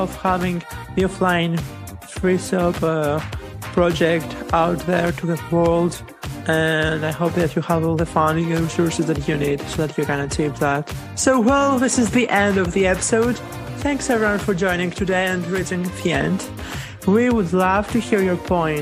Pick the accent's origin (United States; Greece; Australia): Greece; now in France; I'm from Greece, living in France